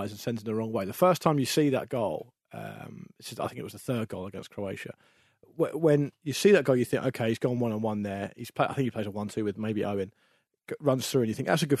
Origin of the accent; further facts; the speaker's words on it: England, United Kingdom; we're English